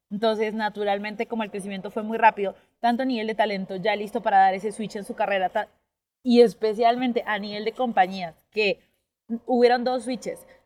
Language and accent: Spanish; Colombia; born there; Sí, sí, yo nací en Colombia.